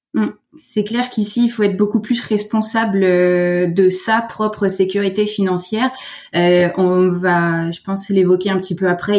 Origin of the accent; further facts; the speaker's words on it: France; moved away as an adult; now in Quebec, Canada; je suis française. Ça fait deux ans euh, que je suis arrivée au Québec.